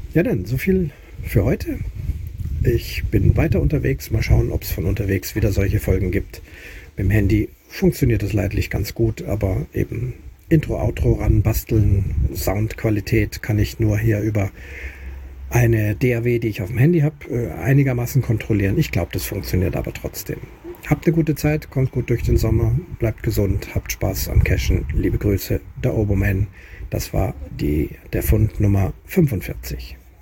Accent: Munich, Bavaria, Germany; moved away; in meiner Heimatstadt München, also meiner Geburtsstadt München, jetzt momentan aktuell nicht Heimatstadt, aber Geburtsstadt München

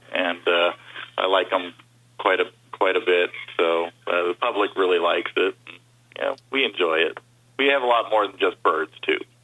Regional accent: Burbank, California, United States; moved away as an adult; now in Las Vegas, United States; I grew up in Burbank, California.

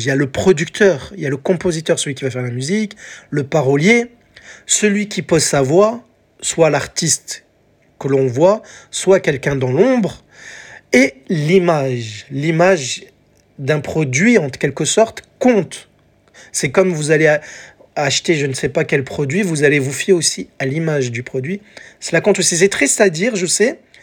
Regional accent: France; chez nous en France

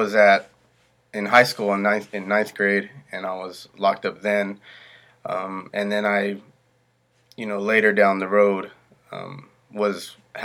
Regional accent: Fresno, California, United States; I am from Fresno, California, and here in Fresno, I grew up doing the wrong things

